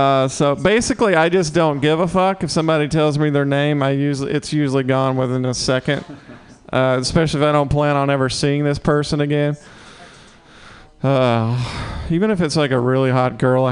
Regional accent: Mississippi, United States; moved away as an adult; now in San Francisco, United States; I'm from the South

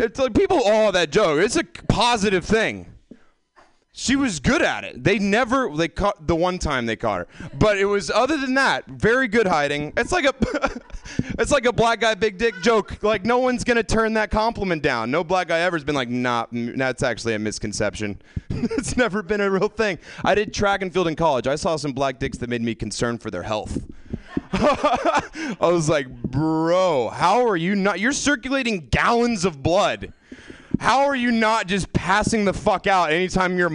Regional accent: the South, Mississippi, United States; moved away as an adult; now in California, United States; I grew up in the South where weed was so, so illegal

